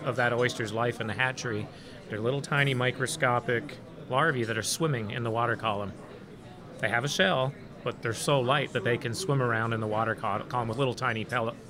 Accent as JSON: {"language": "English", "country": "Canada", "tie": "born or raised there", "also_born_or_lived": "Montreal, Canada / Toronto, Canada / Grand Isle, Louisiana", "moved": "yes", "lives_now": "Louisiana, United States", "said": "I grew up in Montreal and Toronto"}